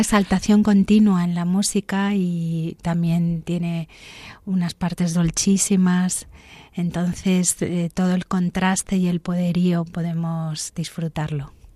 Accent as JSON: {"language": "Spanish", "region": "Canary Islands", "country": "Spain", "tie": "born or raised there", "also_born_or_lived": "Santander, Cantabria, Spain", "said": "nací en Santander, hasta los ocho años que me fui a Canarias"}